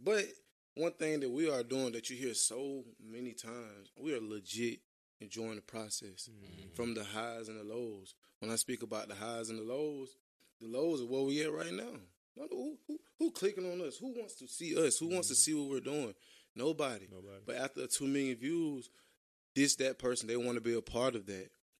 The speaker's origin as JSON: {"language": "English", "town": "Atlanta", "region": "Georgia", "country": "United States", "said": "I'm from Atlanta, Georgia"}